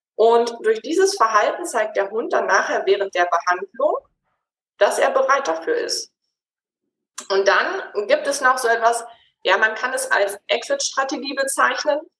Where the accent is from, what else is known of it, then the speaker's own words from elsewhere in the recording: Gütersloh, North Rhine-Westphalia, Germany; moved away as an adult; also born or lived in Switzerland; Ich komme ursprünglich aus Gütersloh bin der Liebe wegen in die Schweiz gezogen und dann allerdings wieder in die Heimat zurück